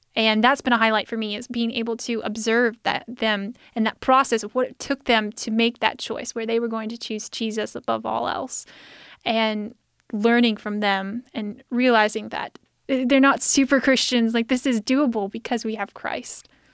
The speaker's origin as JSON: {"language": "English", "country": "United States", "said": "As an American, I'm very comfortable with where I live"}